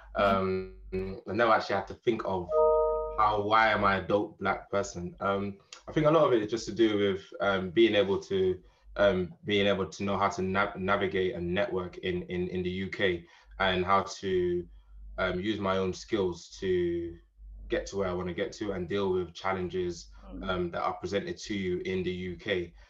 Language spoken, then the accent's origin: English; Jamaica; moved away as an adult; now in United Kingdom; I'm born British, but I grew up in Jamaica. So moved to Jamaica when I was about seven years old. Pretty much my foundation years were spent in Jamaica.